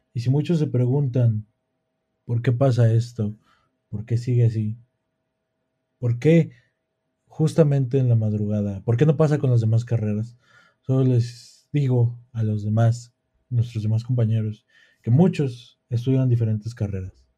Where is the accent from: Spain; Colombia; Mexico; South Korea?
Mexico; nosotros como mexicanos